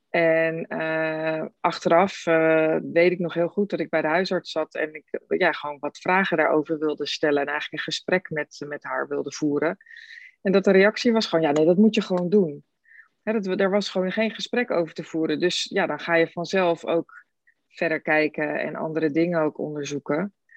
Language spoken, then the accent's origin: Dutch; Rotterdam, South Holland, Netherlands; ik kom uit Rotterdam